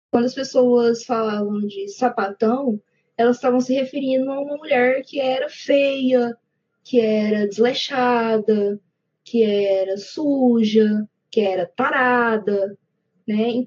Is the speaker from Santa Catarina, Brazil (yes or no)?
no; Ituiutaba, Minas Gerais, Brazil; also born or lived in Goiânia, Goiás; é um prazer estar aqui com vocês. Eu tenho 22 anos Nasci e cresci aqui em Tuiutaba, Minas Gerais, Pontal do Triângulo Mineiro